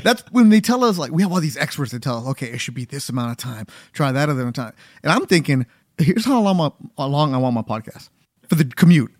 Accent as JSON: {"language": "English", "town": "Carson", "region": "California", "country": "United States", "tie": "born or raised there", "said": "I grew up in Carson, delivering the L A Times with my parents."}